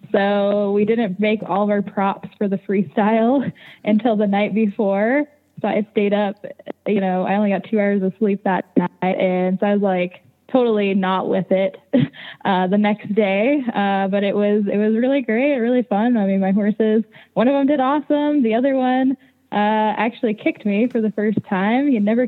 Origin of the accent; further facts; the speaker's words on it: San Antonio, Texas, United States; I grew up in San Antonio. I lived in the city, didn't have any horses